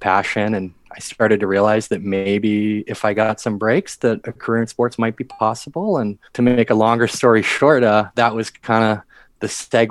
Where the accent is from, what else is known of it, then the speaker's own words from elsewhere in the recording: Washington, District of Columbia, United States; I grew up in the Washington, D.C. area